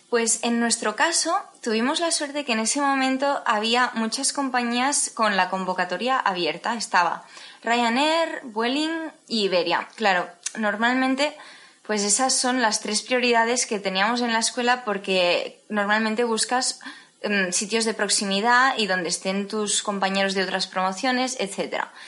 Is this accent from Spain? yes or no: yes; Tarragona, Catalonia, Spain; soy de Tarragona